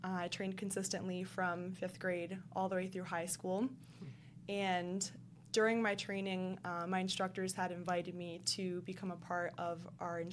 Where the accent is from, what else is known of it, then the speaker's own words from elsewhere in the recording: Rhode Island, United States; I grew up in Rhode Island